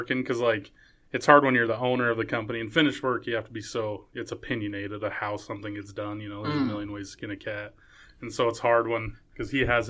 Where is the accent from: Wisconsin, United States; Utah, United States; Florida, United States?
Utah, United States; Payson; I'm from Payson, born and raised and still live there.